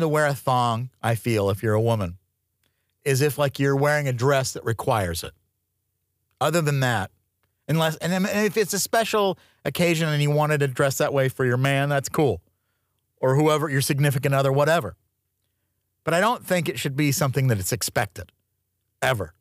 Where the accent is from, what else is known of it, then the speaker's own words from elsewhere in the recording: Tucson, Arizona, United States; moved away; I grew up in Tucson, Arizona